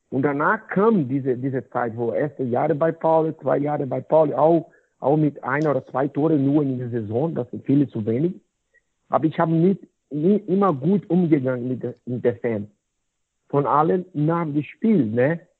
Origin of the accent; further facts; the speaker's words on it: Goiânia, Goiás, Brazil; German is a second language; Ne, deswegen ist mein Job hier in Goiânia, so mein Heimat, ist sehr, sehr willkommen für viele, viele Eltern.